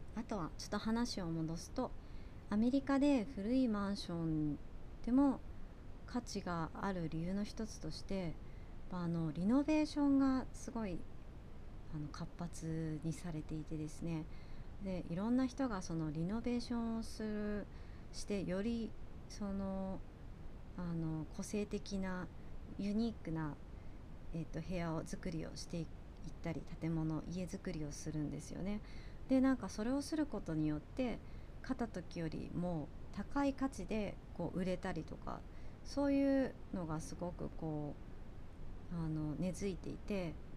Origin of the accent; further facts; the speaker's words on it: Kanazawa, Ishikawa, Japan; moved away; also born or lived in United States; 私の地元の金沢とかはそういう町屋